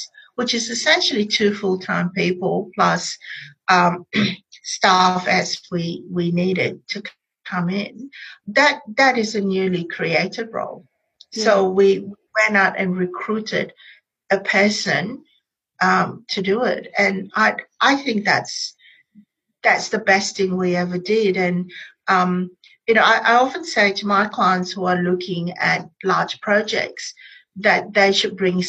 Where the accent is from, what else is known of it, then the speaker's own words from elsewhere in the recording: Malaysia; now in Australia; I am Malaysian Chinese. My parents grew up in colonial Malaysia, so I'm post-colonial. We speak English at home